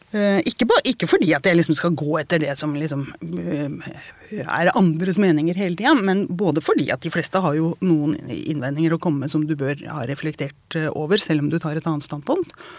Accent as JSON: {"language": "Norwegian", "town": "Porsgrunn", "region": "Vestfold og Telemark", "country": "Norway", "tie": "born or raised there", "said": "Jeg vokste opp i Porsgrunn"}